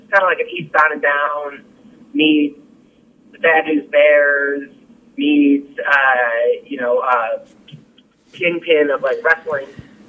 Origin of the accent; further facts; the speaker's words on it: Australia; accent: Australian; I think some people actually want to hear my Australian accent.